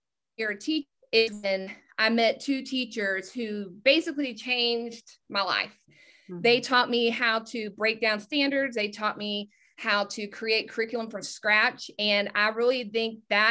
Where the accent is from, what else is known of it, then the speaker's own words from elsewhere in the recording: Texas, United States; I'm from Texas